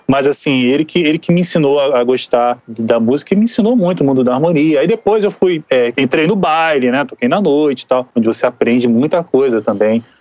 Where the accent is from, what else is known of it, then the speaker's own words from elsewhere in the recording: Rio de Janeiro, Brazil; eu sou nascido e criado no Rio de Janeiro, sou ali de um lugar chamado Jardim América